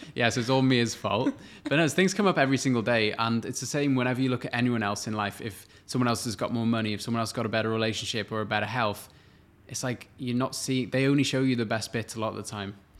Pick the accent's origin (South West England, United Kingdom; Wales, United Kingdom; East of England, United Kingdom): Wales, United Kingdom; moved away as an adult; now in Australia; I'm from Wales originally, which is in the U K